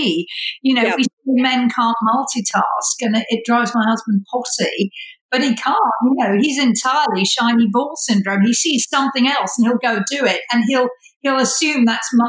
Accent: United Kingdom; moved away; I'm British

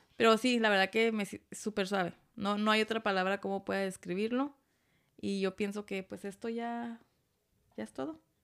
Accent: Tijuana, Baja California, Mexico; moved away; Yo soy de Tijuana.

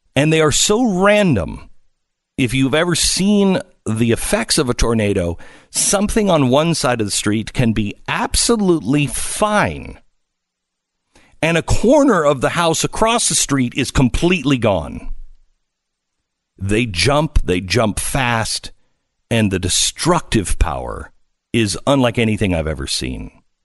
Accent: Pacific Northwest, United States; moved away; I grew up in the Pacific Northwest

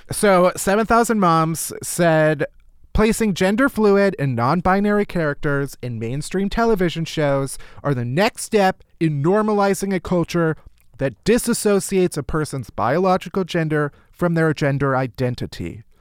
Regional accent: the South, United States; Now I'm from the South, honey.

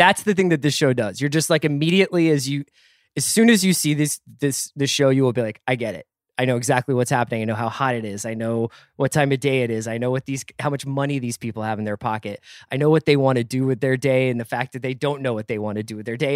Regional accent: Philadelphia, Pennsylvania, United States; when we were growing up in Philly

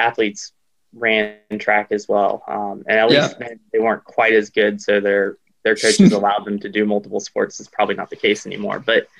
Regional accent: Greenville, South Carolina, United States; I grew up in Greenville, South Carolina.

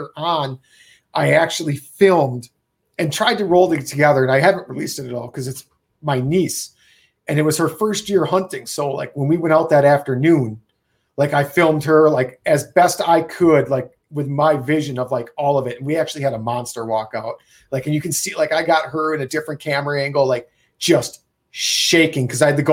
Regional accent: Wisconsin, United States; I'm from Wisconsin and we tree stand hunt

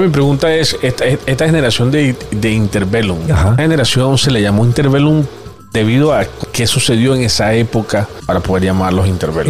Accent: Venezuela; como todo venezolano

